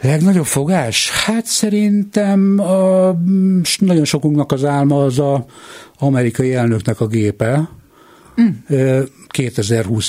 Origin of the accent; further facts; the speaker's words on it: Hungary; A repülőtér mellett lakom a mai napig, ott is születtem